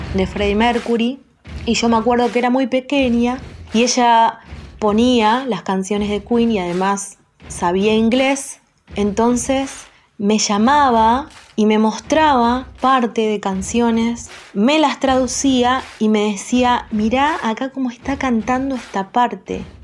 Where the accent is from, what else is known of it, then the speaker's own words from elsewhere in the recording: Luján, Buenos Aires Province, Argentina; tengo 35 años, soy de Luján